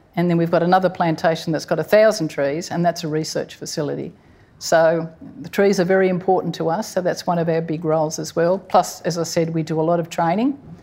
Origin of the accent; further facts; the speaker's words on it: Sydney, New South Wales, Australia; now in Port Macquarie, Australia; I grew up in Sydney